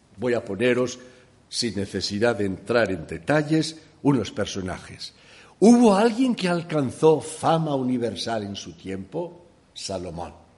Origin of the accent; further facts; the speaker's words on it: Valencia, Valencian Community, Spain; moved away; also born or lived in Llíria; yo nací en Valencia, en la parte trasera de mi casa eran campos, por eso he comido buen maíz